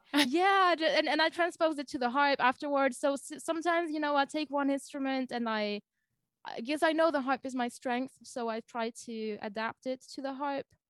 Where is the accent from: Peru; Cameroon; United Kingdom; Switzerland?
Switzerland; close to Lausanne, Vaud; first language French; English is a second language; also born or lived in Germany; I'm from Switzerland.